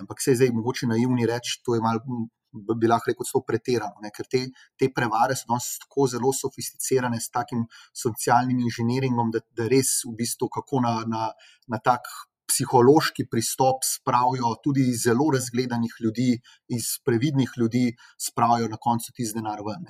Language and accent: Slovenian; Slovenia; smo Slovenci